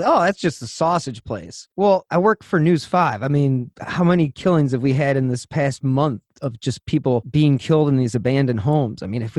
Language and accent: English; Cleveland, Ohio, United States; we're from Cleveland